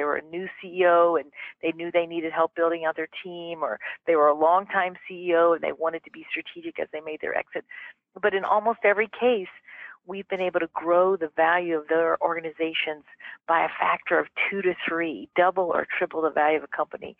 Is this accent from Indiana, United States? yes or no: no; Mississippi, United States; moved away; I grew up in Mississippi, darling, in the 1960s